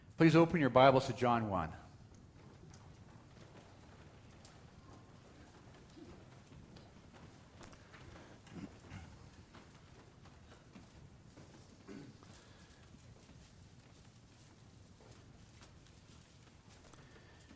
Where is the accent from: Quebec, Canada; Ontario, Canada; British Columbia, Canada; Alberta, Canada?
Alberta, Canada; Calgary; when I was a teenager growing up in Calgary